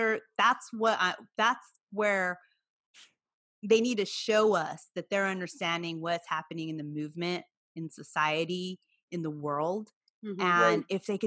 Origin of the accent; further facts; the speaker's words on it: Watsonville, California, United States; where I'm from Watsonville, the Santa Cruz County Fair